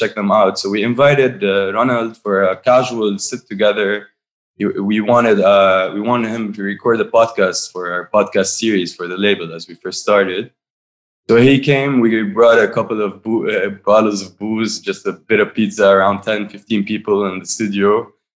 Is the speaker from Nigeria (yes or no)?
no; Byblos, Keserwan-Jbeil, Lebanon; moved away as an adult; now in Beirut, Lebanon; We're all from Byblos.